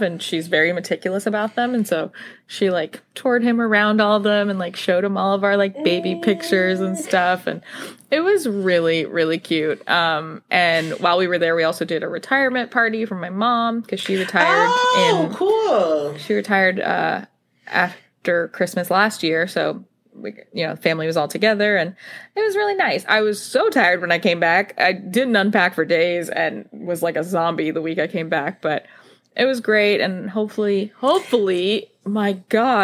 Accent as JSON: {"language": "English", "region": "Tennessee", "country": "United States", "tie": "born or raised there", "moved": "yes", "said": "I grew up in Tennessee"}